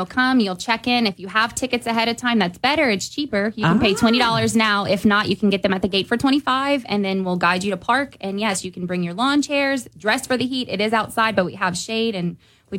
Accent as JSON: {"language": "English", "town": "Lafayette", "region": "Louisiana", "country": "United States", "tie": "born or raised there", "lives_now": "Sunset, United States", "said": "I'm from Lafayette, but we live in Sunset."}